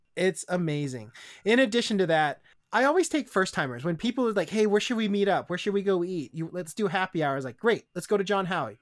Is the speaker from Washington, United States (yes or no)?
yes; Issaquah, Washington, United States; my hometown, Issaquah